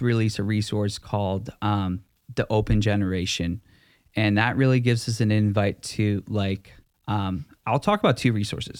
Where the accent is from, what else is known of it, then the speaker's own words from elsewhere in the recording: Vancouver, British Columbia, Canada; also born or lived in Langley; I'm from v, the Vancouver area.